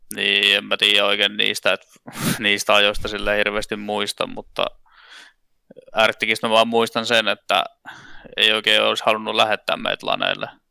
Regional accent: Vaasa, Ostrobothnia, Finland; moved away as an adult; now in Tampere, Finland; mä oon Vaasasta kotoisin. Siellä mä tota, lapsuuteni vietin ja ihan niin kuin johonkin, mitäs mä nyt olin sitten 21 ennen kuin mä sieltä muutin pois

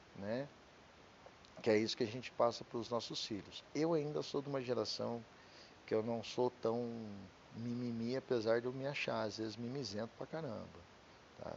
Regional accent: Curitiba, Paraná, Brazil; Eu sou de Curitiba, então meu DDD é 41

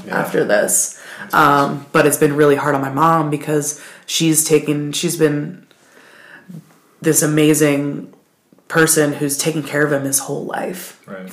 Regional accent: Baltimore, Maryland, United States; moved away as an adult; now in Asheville, United States; I'm originally from Baltimore City. I grew up there

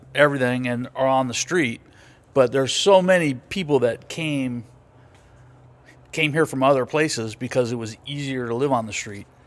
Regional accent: Los Angeles, California, United States; moved away as an adult; I grew up in Venice Beach in the sixties and the seventies.

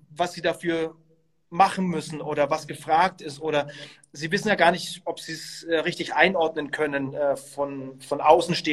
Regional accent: Bavaria, Germany; Ich bin, äh, ich, ich bin Franke und ähm, ich war eigentlich immer Bayern-Fan

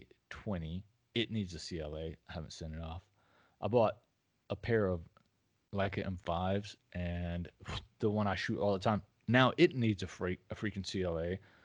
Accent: the South, United States; I'm a Southerner, so I say pecan

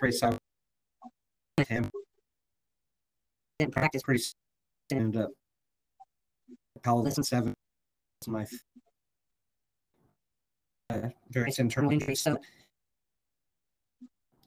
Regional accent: United States; as an American

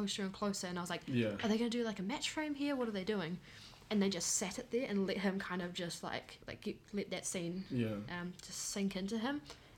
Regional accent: New Zealand

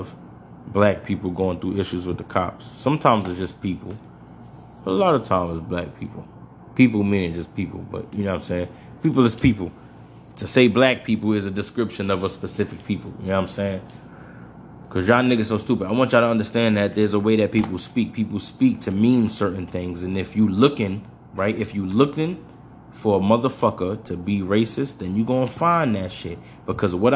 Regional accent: New York, United States; I'm from New York

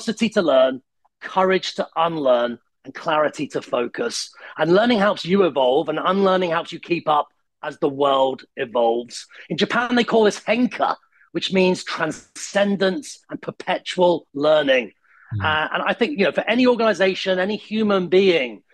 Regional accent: United Kingdom; also born or lived in Italy; when I go back to Italy, I'm still British.

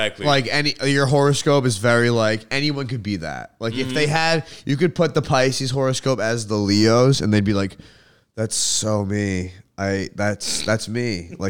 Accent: Rhode Island, United States; born there; I was born in Kent County Hospital at fucking 11 a.m.

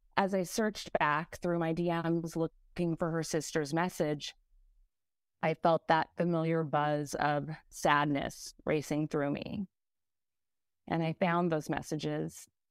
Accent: California, United States; now in New York City, United States; While I wa-, while I'm now in New York City, I was born and raised in California

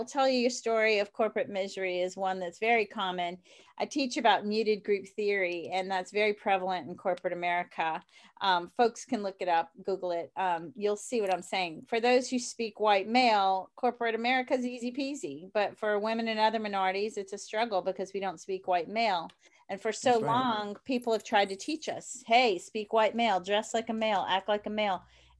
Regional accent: New Orleans, Louisiana, United States; Well, I'm from New Orleans, so I love my jazz.

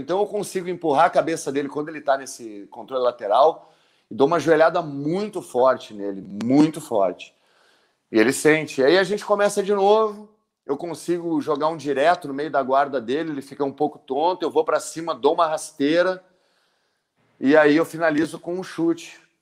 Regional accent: Brazil; eu sou brasileiro

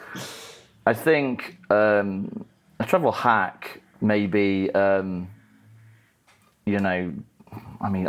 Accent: Grimsby, Yorkshire and the Humber, United Kingdom; now in Brazil; I'm from Grimsby

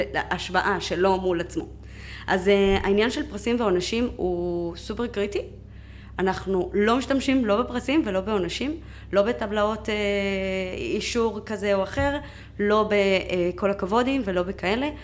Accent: Mexico; moved away as an adult; now in Israel; בגיל 18 עליתי לארץ, אה, וכו' וכו', מאיפה? ממקסיקו. אה, כן, אני באתי במקסיקו, במקסיקו. נולדתי, גדלתי שם

